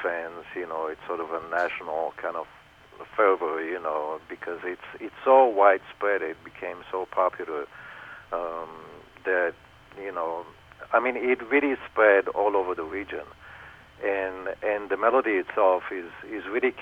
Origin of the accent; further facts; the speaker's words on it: Israel; growing up in Israel